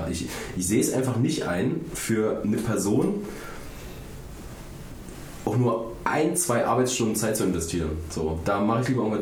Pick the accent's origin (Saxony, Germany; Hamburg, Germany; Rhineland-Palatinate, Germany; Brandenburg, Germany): Saxony, Germany; moved away; quasi zu Hause, da wo ich herkomme, in Sachsen.